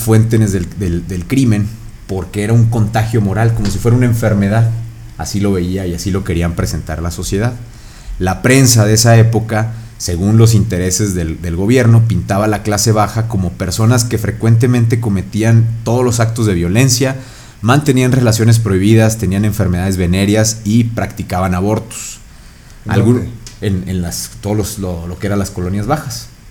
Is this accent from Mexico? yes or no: yes; Mexico; somos mexicanos